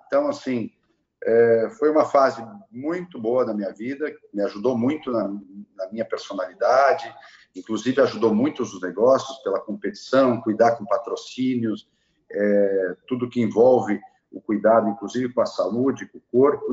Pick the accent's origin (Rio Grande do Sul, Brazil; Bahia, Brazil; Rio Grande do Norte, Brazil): Rio Grande do Sul, Brazil; Farroupilha; moved away; also born or lived in São Paulo; nasci em Farroupilha